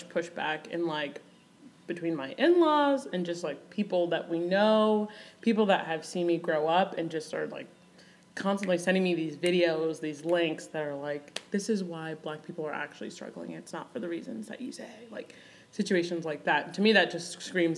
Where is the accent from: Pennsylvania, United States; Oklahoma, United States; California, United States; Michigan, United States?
Michigan, United States; Grand Rapids; moved away as an adult; also born or lived in Kenya; now in Ohio, United States; I grew up in Michigan, West Michigan, like Grand Rapids area